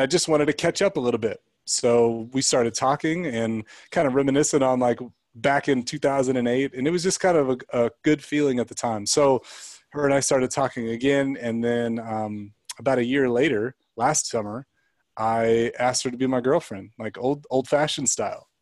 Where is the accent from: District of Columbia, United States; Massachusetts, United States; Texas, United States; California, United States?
California, United States; Central Coast; we grew up in California, and um, on the Central Coast, like by Santa Barbara